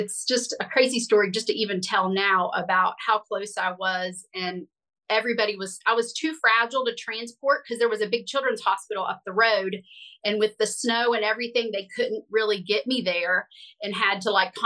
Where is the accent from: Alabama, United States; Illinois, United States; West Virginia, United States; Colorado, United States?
West Virginia, United States; I grew up in West Virginia